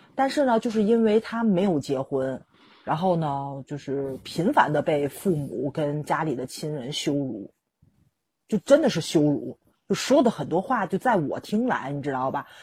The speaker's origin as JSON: {"language": "Chinese", "region": "Tianjin", "country": "China", "said": "我们天津人"}